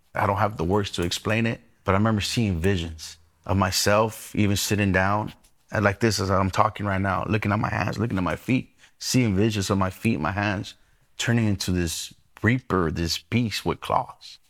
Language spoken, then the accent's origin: English; Inland Empire, California, United States; born or raised there; also born or lived in Los Angeles, California